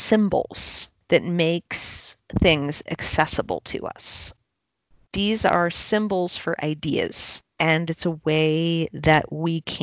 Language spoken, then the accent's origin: English; Chicago, Illinois, United States; also born or lived in South Carolina; I'm from Chicago, but I have spent time in South Carolina